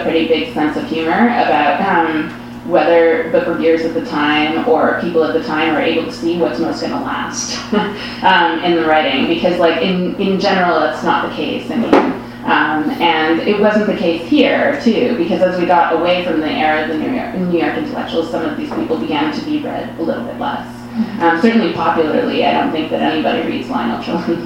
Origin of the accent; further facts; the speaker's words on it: Canada; being Canadian